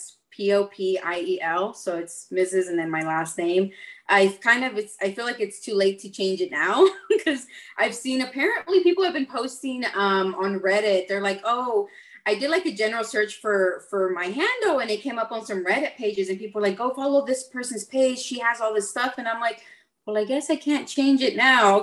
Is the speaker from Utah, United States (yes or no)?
no; Texas, United States; here in my home state of Texas